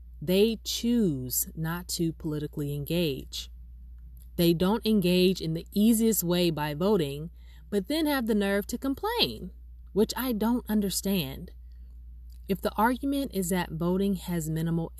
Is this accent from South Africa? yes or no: no; Los Angeles, California, United States; also born or lived in Inglewood; I was born and raised in Harbor City, which is in the South Bay